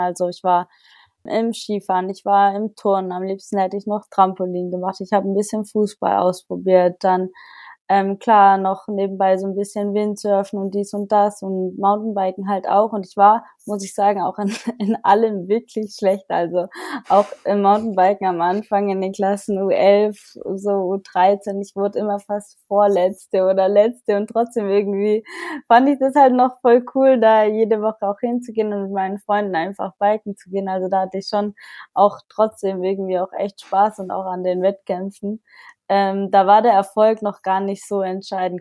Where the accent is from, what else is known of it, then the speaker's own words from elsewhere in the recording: Germany; auf dem Bodensee nahe meiner Heimat